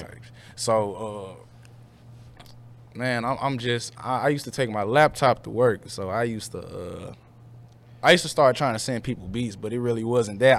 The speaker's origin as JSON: {"language": "English", "town": "St. Louis", "region": "Missouri", "country": "United States", "tie": "born or raised there", "said": "I grew up in North County"}